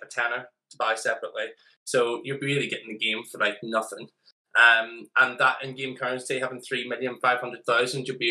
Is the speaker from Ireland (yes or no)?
yes; Ireland; accent: Irish; I'm bloody Irish.